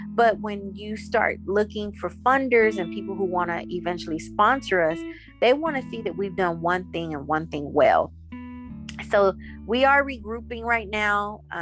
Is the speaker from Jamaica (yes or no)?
yes; Jamaica; But I recently took a trip to Jamaica, which is my home country.